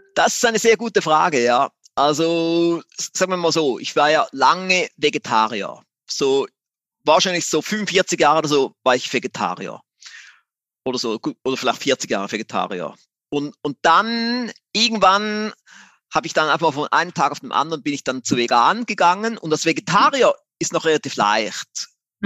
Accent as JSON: {"language": "German", "country": "Switzerland", "said": "ich bin ein Schweizer, wie man mhm. so hört"}